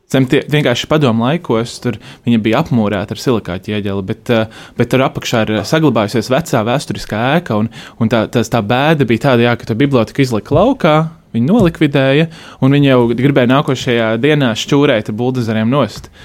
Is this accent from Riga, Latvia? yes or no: yes; Riga, Latvia; Es tur dzīvoju, esmu dzimis Rīgā, eh, visu laiku dzīvojis